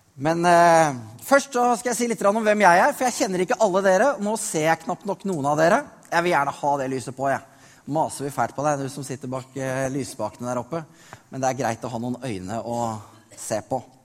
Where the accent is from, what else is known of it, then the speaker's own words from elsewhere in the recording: Norway; Jeg er født i Norge